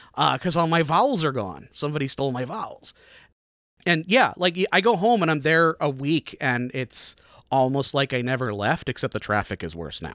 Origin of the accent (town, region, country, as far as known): Chicago, Illinois, United States; born or raised there; moved away as an adult; now in Tacoma, United States